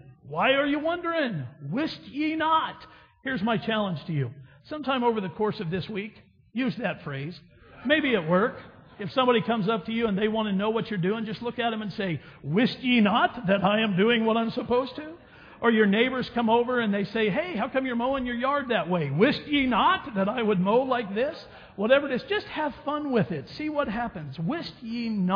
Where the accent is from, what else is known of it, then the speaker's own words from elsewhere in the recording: Wichita, Kansas, United States; growing up in Wichita, Kansas